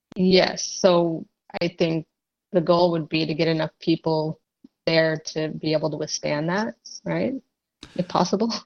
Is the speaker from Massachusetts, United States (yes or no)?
yes; Massachusetts, United States; also born or lived in Texas; I was actually born in Texas, but I grew up in Massachusetts.